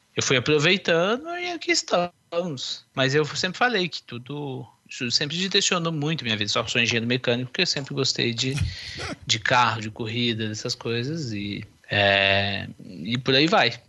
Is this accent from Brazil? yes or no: yes; Barbacena, Minas Gerais, Brazil; Eu sou lá de Barbacena, interior de Minas